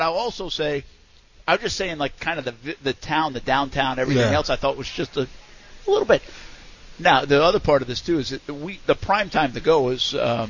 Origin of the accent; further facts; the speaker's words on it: East Providence, Rhode Island, United States; now in Jacksonville, United States; I grew up in East Providence, Rhode Island.